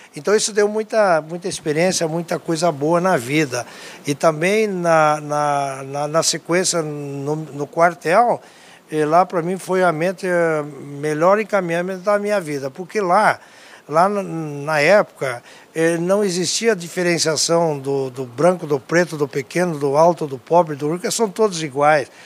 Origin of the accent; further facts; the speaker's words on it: Tapera, Rio Grande do Sul, Brazil; also born or lived in Não-Me-Toque / Porto Alegre; eu nasci na cidade de Tapera, aqui a 20 quilômetros de Não Metorque, é, lá no interior, meu pai é agricultor